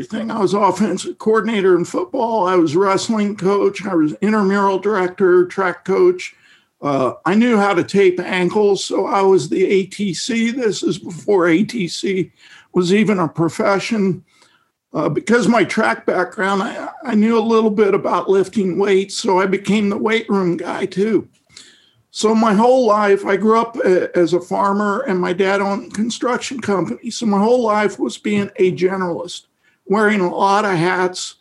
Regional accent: Midwest, United States; I grew up in the Midwest in a rural area in the 60s

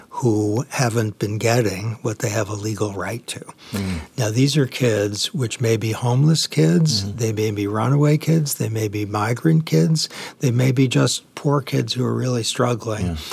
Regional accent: Boston, Massachusetts, United States; I grew up in Boston

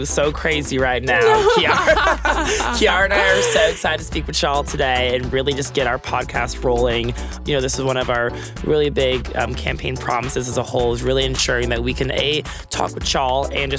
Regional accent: Eden Prairie, Minnesota, United States; now in Texas, United States; I'm from Eden Prairie, Minnesota, which is about 20 minutes outside of Minneapolis.

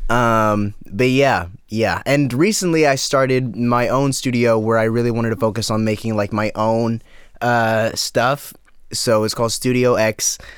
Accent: Dallas suburbs, Texas, United States; moved away as an adult; now in Austin, United States; I'm from Dallas.

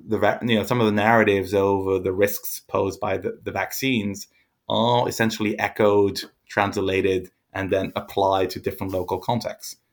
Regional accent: France; I grew up in France

